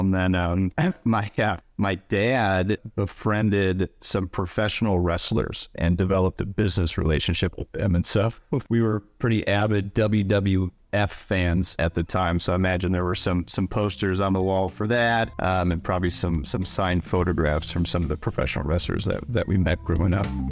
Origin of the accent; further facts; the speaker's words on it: Saint Paul, Minnesota, United States; I grew up in Saint Paul, Minnesota, so in the Midwest